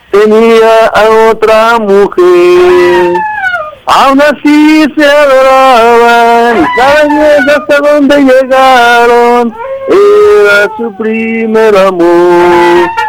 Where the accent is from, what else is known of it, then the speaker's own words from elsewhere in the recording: Tepatitlán, Jalisco, Mexico; el de Tepa.